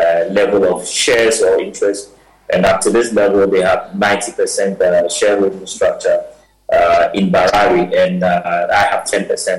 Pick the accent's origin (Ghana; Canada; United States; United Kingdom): Ghana; as Ghanaian